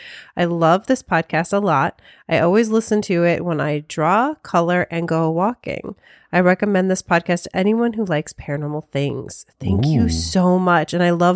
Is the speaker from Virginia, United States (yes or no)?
no; Honolulu, Hawaii, United States; I'm from Honolulu, Hawaii, born and raised, and I was living out in this little community that was built on a military base.